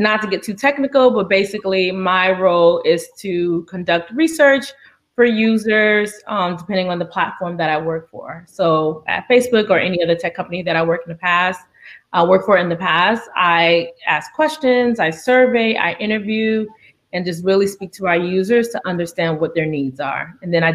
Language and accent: English; Miami, Florida, United States; moved away; also born or lived in New York; I'm originally from Miami, Florida, came to New York